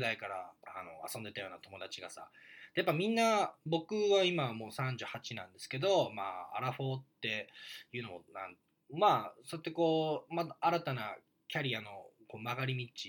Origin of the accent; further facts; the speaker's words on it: Japan; moved away as an adult; also born or lived in Vancouver, Canada; 日本っていうこの生まれ育ったですね愛する土壌